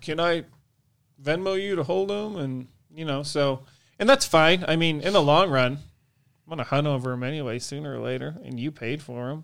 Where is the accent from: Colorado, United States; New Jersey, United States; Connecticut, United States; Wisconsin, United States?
Wisconsin, United States; Horicon Marsh; I grew up on the Horicon Marsh in Wisconsin